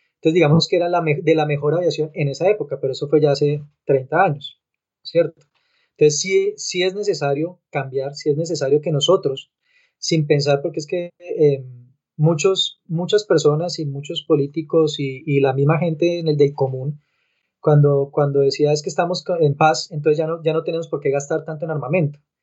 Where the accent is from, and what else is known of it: Colombia